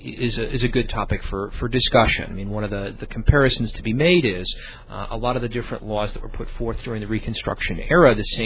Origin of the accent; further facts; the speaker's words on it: Illinois, United States; I was born and raised in Illinois.